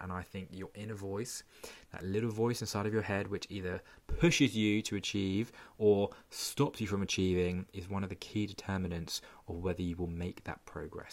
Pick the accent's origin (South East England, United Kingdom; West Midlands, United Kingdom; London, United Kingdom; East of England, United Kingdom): South East England, United Kingdom; Portsmouth; my hometown of Portsmouth.